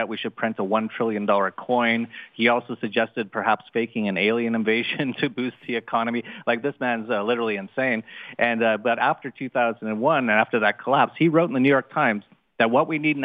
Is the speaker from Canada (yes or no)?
yes; Vancouver, British Columbia, Canada; I was born in Canada